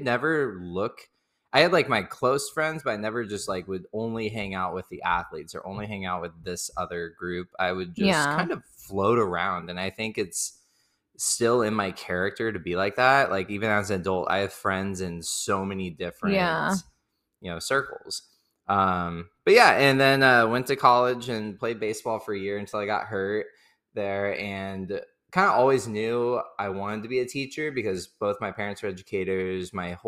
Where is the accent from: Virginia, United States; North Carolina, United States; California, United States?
California, United States; Victorville; But then I grew up in Victorville, where Valerie is from as well